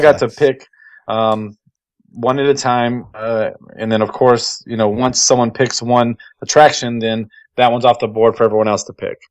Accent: Texas, United States; I'm from Texas, so I'm not used to this kind of cold.

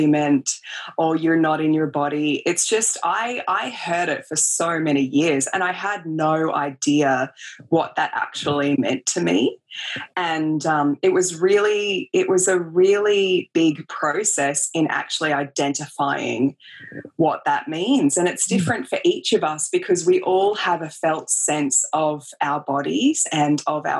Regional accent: Australia; I grew up in Australia. I grew up, you know, on the beach basically and making cubby houses in the bush.

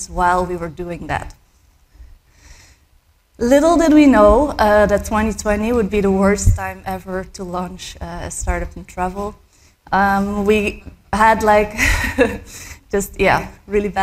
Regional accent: Belgium; I was born and raised in Belgium.

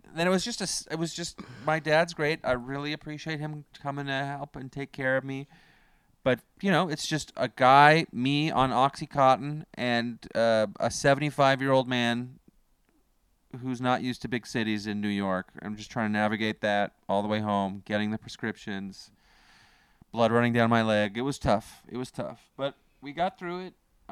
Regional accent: Canada; I'm from Canada

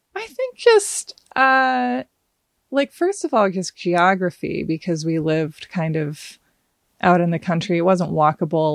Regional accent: Portland, Oregon, United States; also born or lived in Hawaii; I grew up, uh, in the country outside Portland, Oregon, kind of in farmy country, um, and then also in Hawaii for several years

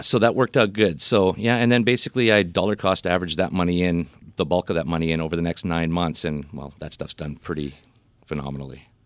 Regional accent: Vancouver, British Columbia, Canada; I'm, uh, Vancouver born and bred

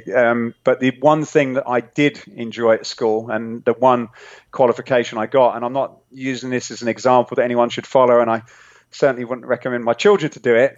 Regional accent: England, United Kingdom; accent: British; moved away as an adult; now in California, United States; I'm I'm originally from England, nice. um, but living now in uh, sunny California

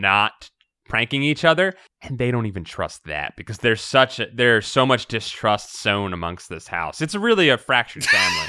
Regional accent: Philadelphia, Pennsylvania, United States; I'm from Philadelphia

